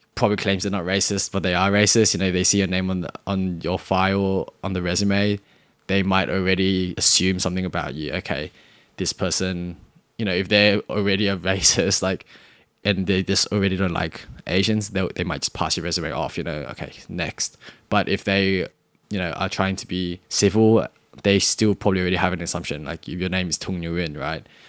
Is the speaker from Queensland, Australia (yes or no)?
no; Cabramatta, New South Wales, Australia; accent: Australian; I'm from Australia. I'm from, actually, I'm from Karamata.